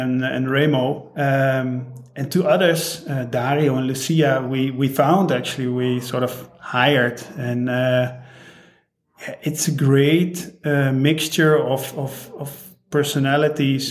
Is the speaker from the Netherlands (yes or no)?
yes; Netherlands; now in St. Gallen, Switzerland; I'm from the Netherlands